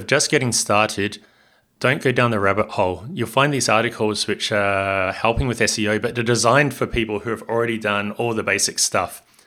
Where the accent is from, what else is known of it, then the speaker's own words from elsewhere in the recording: Hamilton, Waikato, New Zealand; also born or lived in Australia; now in Barcelona, Spain; I'm from Hamilton in New Zealand, in the North Island, uh, a little bit south of Auckland